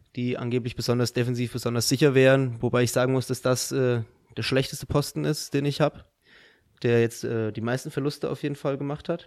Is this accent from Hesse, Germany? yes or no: yes; Dirlos, Hesse, Germany; Ich komme auch aus Dierlos